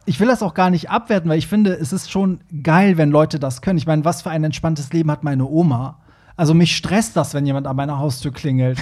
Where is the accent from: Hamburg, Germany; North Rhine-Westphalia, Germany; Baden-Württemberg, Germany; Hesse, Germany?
Hamburg, Germany; wir sind ja beide Hamburger